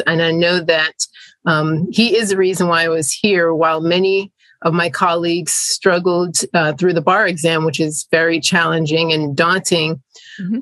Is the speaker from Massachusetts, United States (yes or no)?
no; South Florida, United States; also born or lived in Jamaica; I'm an immigrant from Jamaica, which is a Caribbean island, um, English speaking, and my family migrated to the US when I was a child. And I grew up in South Florida